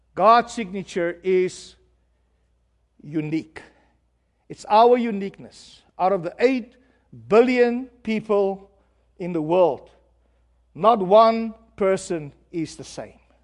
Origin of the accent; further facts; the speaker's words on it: South Africa; I'm from South Africa